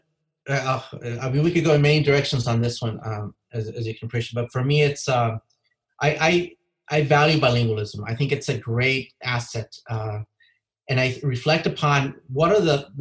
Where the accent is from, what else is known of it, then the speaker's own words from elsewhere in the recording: Kansas, United States; also born or lived in Los Angeles, California / Mexico / Chicago area, Illinois; I was growing up in Kansas in the middle of a continent, middle of the country.